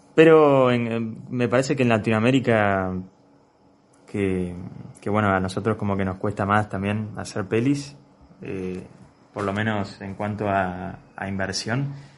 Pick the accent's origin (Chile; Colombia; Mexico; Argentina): Argentina; yo lo, lo, veo como un argentino